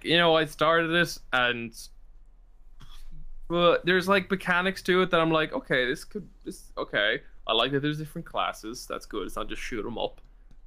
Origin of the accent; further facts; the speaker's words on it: Ireland; as Irish people